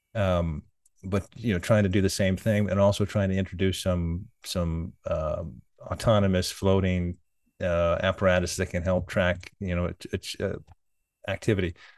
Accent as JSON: {"language": "English", "country": "United States", "said": "I like being American"}